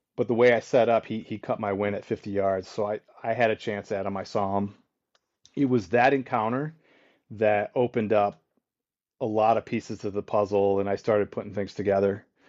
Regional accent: Michigan, United States; my hometown or my home state

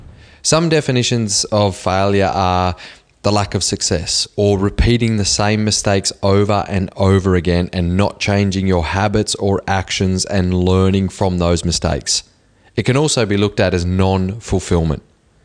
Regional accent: Cobar, New South Wales, Australia; I remember sneaking into a pub when I was 15 years old in the small country town that I grew up in Cobar.

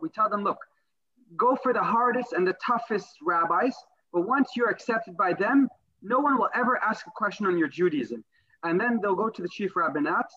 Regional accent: New York City, New York, United States; moved away as an adult; now in Nigeria; a boy born and raised in Brooklyn

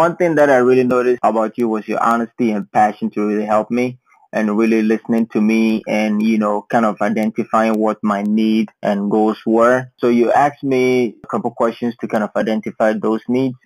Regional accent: Ghana; moved away as an adult; now in United States; I'm originally from Ghana, and I have been in the United States for a little over 7 years

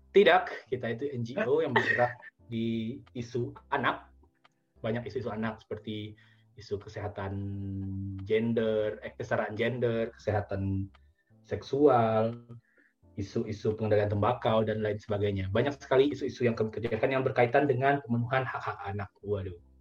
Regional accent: Padang, West Sumatra, Indonesia; also born or lived in Bukittinggi; saya kan dari Padang ya saya di Bukit Tinggi

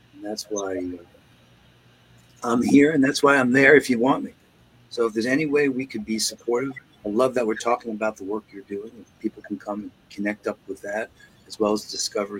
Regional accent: New York, United States; moved away; also born or lived in Seattle; I grew up in New York

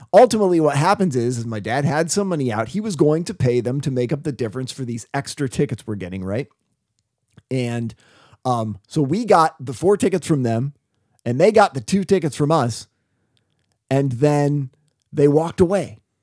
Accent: West Burlington, Iowa, United States; I grew up in Burlington, Iowa

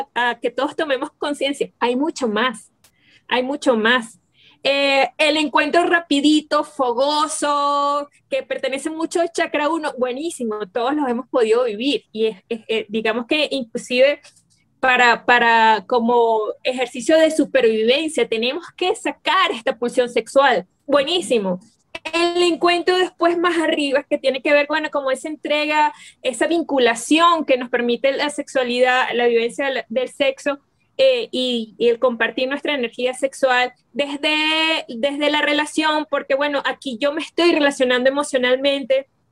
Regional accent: Venezuela; aquí en Venezuela les llamamos

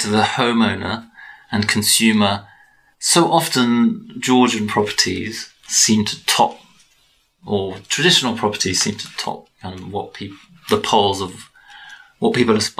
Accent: Belgium; now in United Kingdom; I'm originally from Belgium

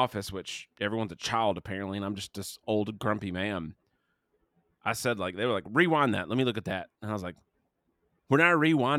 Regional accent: South Carolina, United States; we grew up in South Carolina.

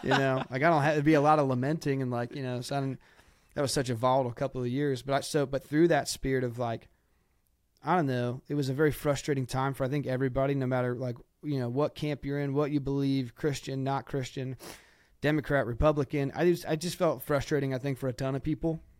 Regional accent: Ohio, United States; I'm from Ohio

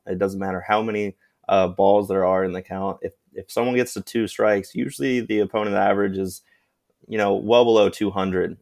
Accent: Sarasota, Florida, United States; the Little League of my hometown of Sarasota, Florida

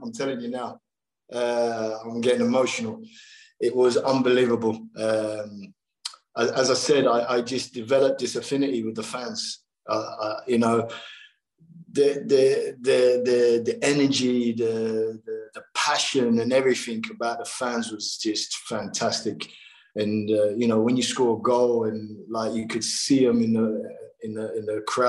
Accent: London, United Kingdom; being the Londoner from the big city and all

